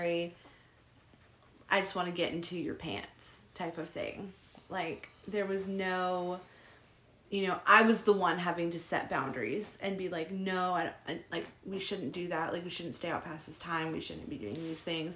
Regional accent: San Diego, California, United States; we're from San Diego.

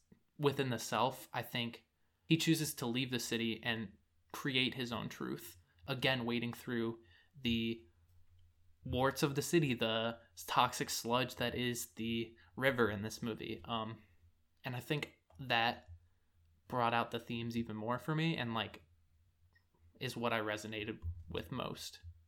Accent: San Francisco, California, United States; unless you love it, with it being San Francisco. And I really appreciate that as I've moved away from my hometown and I'm able to look back and kind of miss it.

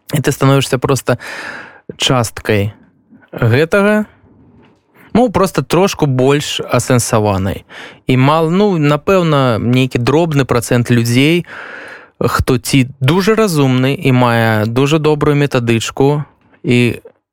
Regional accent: Belarus; moved away as an adult; also born or lived in Ukraine; now in Poland; мы беларусы

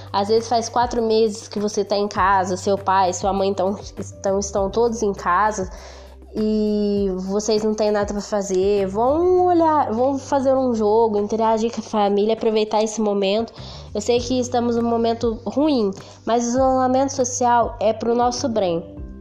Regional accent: Franca, São Paulo, Brazil; sou de Franca SP

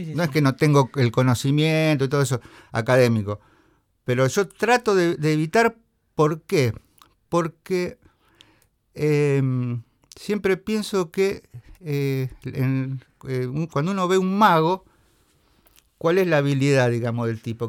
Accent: Venado Tuerto, Santa Fe, Argentina; now in Rosario, Argentina; soy de Venado Tuerto pero resido en Rosario

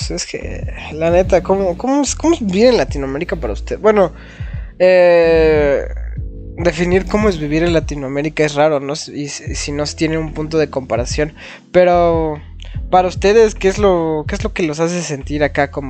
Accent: Philadelphia, Pennsylvania, United States; Bueno, pues yo, yo nací y crecí en Filadelfia con basquetera feliz, ¿no?

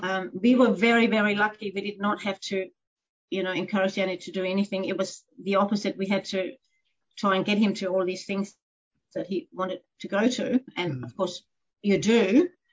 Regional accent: Denmark; moved away as an adult; also born or lived in Canada; now in Horsham, Australia; I am a Dane, so born and bred in Denmark.

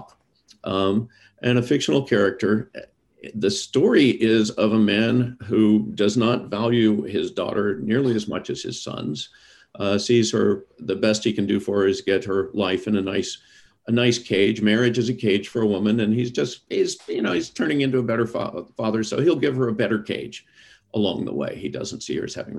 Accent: Deep South, United States; I'm from the Deep South. Many of my folks believe that a woman's place is in the home.

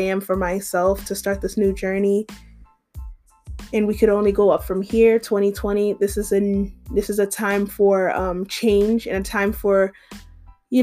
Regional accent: Massachusetts, United States; moved away as an adult; now in Georgia, United States; I am from Massachusetts, but I currently live in Georgia, and I've been living in Georgia for a year and a half now.

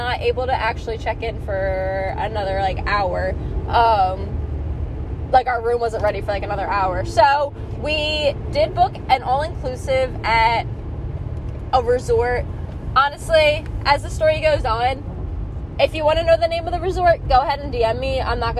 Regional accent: East Coast, United States; we're from the East Coast

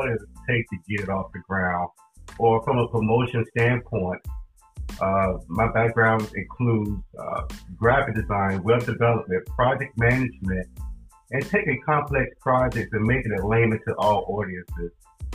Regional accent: Charlotte, North Carolina, United States; also born or lived in Durham-Raleigh area, North Carolina; now in Durham-Raleigh, United States; I'm originally from Charlotte, North Carolina, and I came up here to the Durham-Raleigh area in 1990

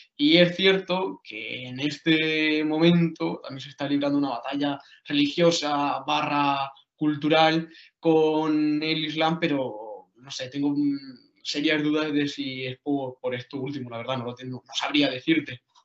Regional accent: Jaén, Andalusia, Spain; Yo soy de, de Ueda, de Jaén

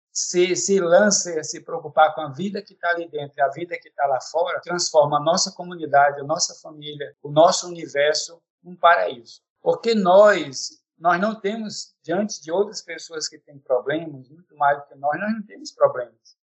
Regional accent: Acre, Brazil; moved away as an adult; now in Roraima, Brazil; Sou da Amazônia, né, sou natural do Acre, mas aqui em Roraima estou há 12 anos

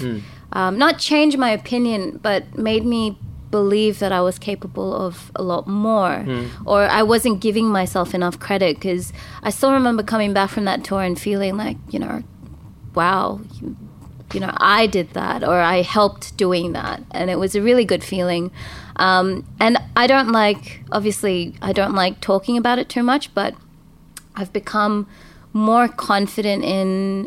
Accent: Tamil Nadu, India; also born or lived in Sydney, Australia; now in Australia; I'm from Tamil Nadu, and we're like super conservative and super traditional

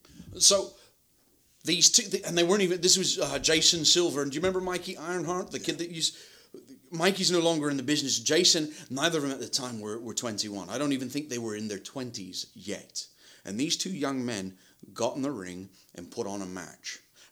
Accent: Kingston upon Thames, London, United Kingdom; No, I'm from Kingston-upon-Thames, which is a borough of London.

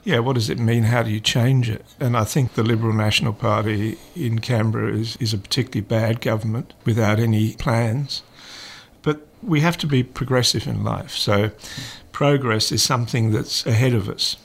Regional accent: Carinthia, Austria; moved away; also born or lived in England; I grew up in the Alps in southern Europe

